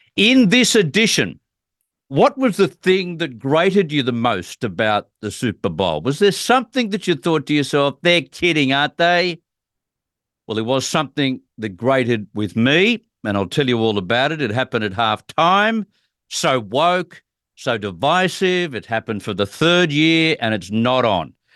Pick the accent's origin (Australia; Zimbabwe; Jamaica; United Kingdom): Australia; as an Australian looking on